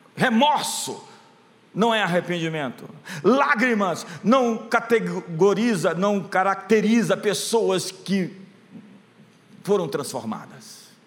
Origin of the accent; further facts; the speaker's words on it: Brazil; nasci no Brasil